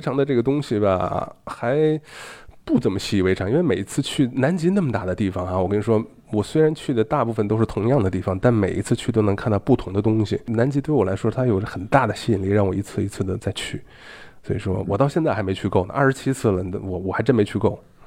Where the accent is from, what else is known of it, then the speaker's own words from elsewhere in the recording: China; 我们中国人第一个先笑的